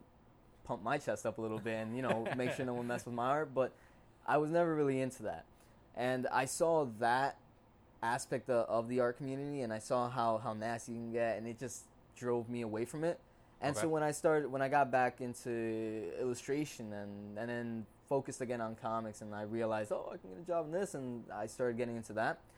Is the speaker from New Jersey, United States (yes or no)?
yes; Passaic, New Jersey, United States; also born or lived in Clifton, New Jersey / Paterson, New Jersey; here in Jersey, in Passaic, New Jersey